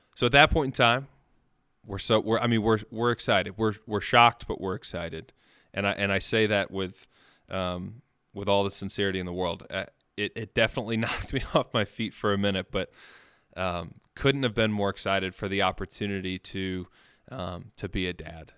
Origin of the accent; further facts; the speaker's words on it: Birmingham, Alabama, United States; also born or lived in Long Island, New York; I was born in Long Island, New York. I moved down to Birmingham when I was about four or five years old.